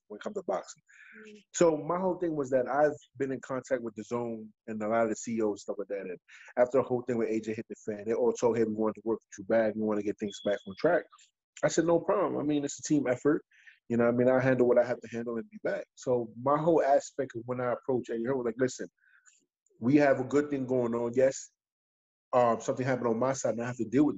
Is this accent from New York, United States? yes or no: yes; New York City, New York, United States; I'm from Brooklyn